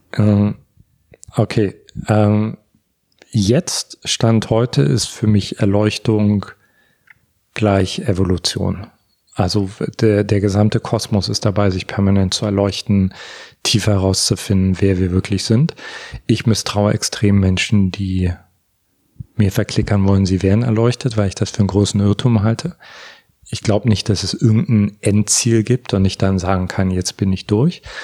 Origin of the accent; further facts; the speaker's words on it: Görlitz, Saxony, Germany; moved away; also born or lived in Berlin; auf eine Familienfeier gehe in Görlitz, da wo ich herkomme